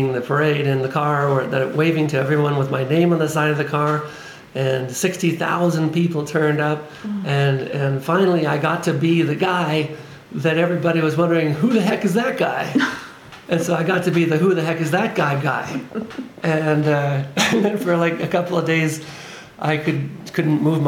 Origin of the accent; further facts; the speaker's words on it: Winnipeg, Manitoba, Canada; also born or lived in Gimli, Manitoba; I grew up in the Icelandic community in Winnipeg and in Gimli